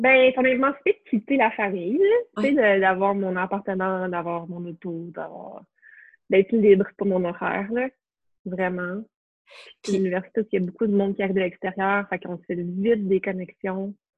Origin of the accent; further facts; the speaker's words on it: Montreal, Quebec, Canada; also born or lived in Trois-Rivières / Sherbrooke; j'ai grandi à Montréal